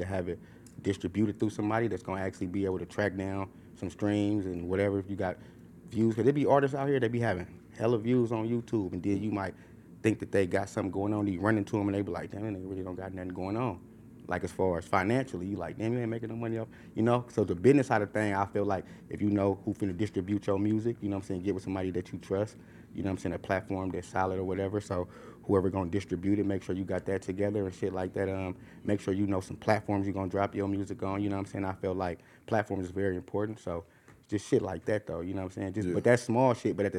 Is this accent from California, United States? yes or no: yes; Oakland, California, United States; I'm from East Oakland.